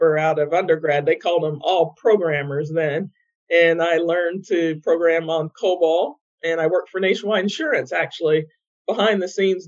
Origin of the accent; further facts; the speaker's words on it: Ohio, United States; moved away as an adult; now in North Carolina, United States; I grew up in Ohio, in the Midwest, actually, around a lot of farms